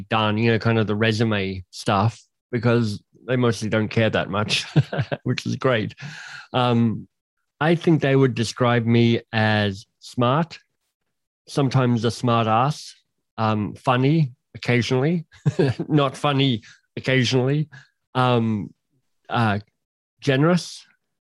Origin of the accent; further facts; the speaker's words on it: Canberra, Australian Capital Territory, Australia; moved away as an adult; I'm Australian by birth. I grew up in Canberra